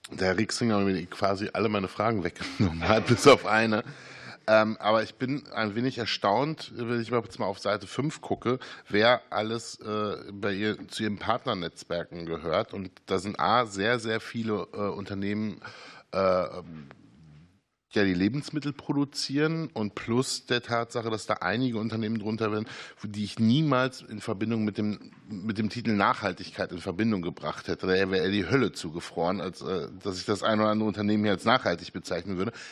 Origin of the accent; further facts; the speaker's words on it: Witten, North Rhine-Westphalia, Germany; Sie kommen aus Witten oder Sie lehren in Witten, ich komme aus Witten.